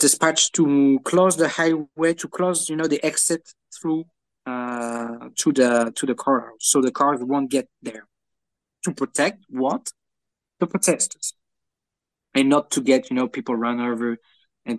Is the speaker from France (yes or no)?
yes; France; accent: French; English is a second language; with my French accent